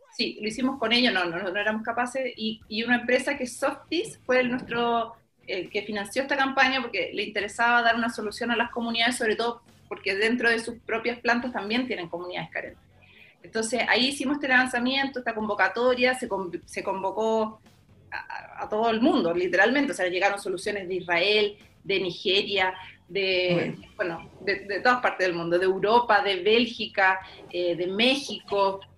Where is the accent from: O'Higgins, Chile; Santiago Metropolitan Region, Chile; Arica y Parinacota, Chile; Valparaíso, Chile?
O'Higgins, Chile; Santa Cruz; yo soy de Santa Cruz